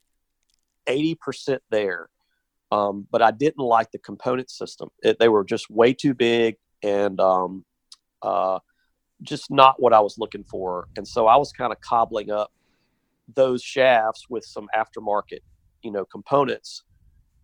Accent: Alabama, United States; Born and raised in the South in Alabama

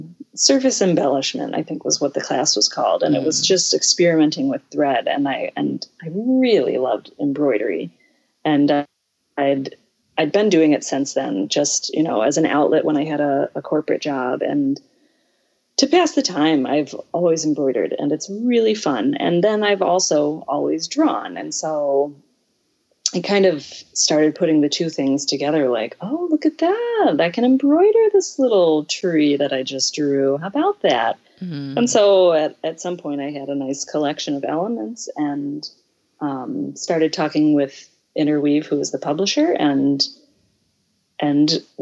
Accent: Deep South, United States; I grew up in the Deep South and everything is monogrammed.

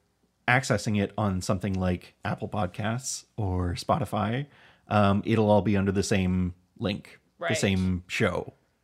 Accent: Canada; And really, you know, I think solidifying us as we are Canadian.

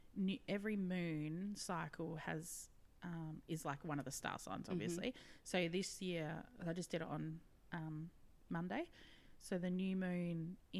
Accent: WA, Western Australia, Australia; moved away; it's my home state and I'm like, love it.

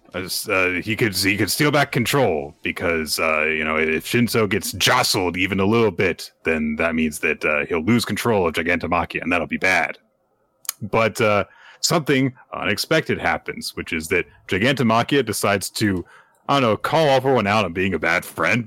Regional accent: United States; I'm American.

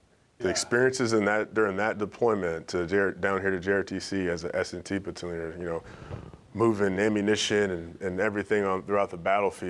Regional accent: Aurora, Illinois, United States; I'm from originally from Aurora, Illinois.

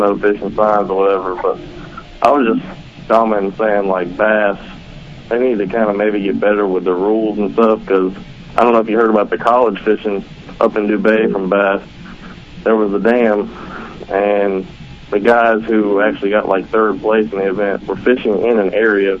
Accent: North Carolina, United States; I'm from North Carolina.

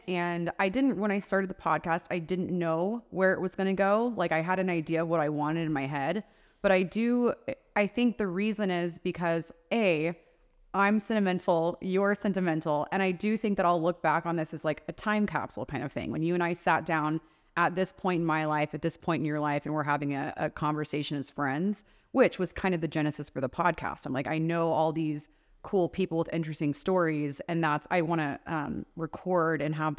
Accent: the South, United States; now in Las Vegas, United States; whether that's the East Coast, like we grew up in the South.

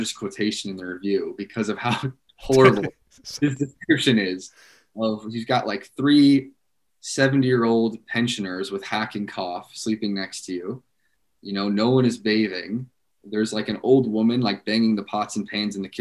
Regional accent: United States; as an American

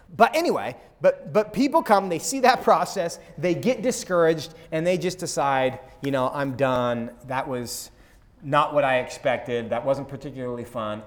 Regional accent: Seattle, Washington, United States; now in Texas, United States; I'm from Seattle.

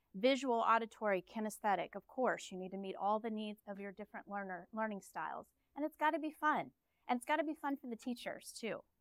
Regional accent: Dallas, Texas, United States; We're from Dallas

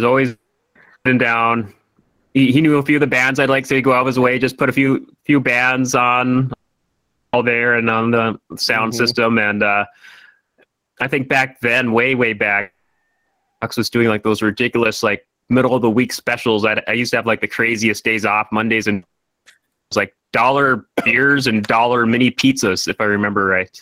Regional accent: Grand Forks, North Dakota, United States; born and raised in Grand Forks.

